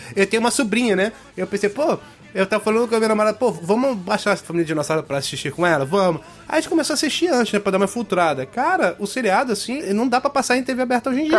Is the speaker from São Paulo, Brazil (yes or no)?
yes; São Paulo, Brazil; Eu sou paulista